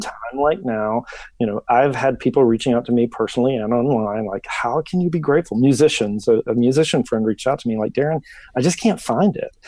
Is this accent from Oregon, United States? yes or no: no; Memphis, Tennessee, United States; now in Jackson, United States; I was born and raised in Memphis